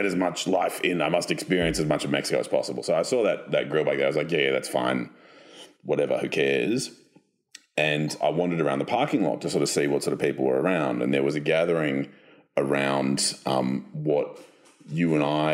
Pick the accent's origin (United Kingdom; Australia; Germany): Australia; I'm from Australia